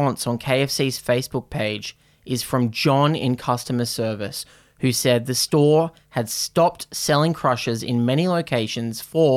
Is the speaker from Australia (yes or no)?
yes; Australia; I'm Australian